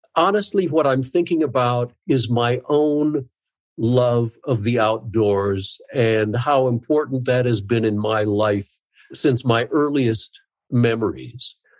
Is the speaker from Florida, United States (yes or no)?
no; South Dakota, United States; I was born and raised in South Dakota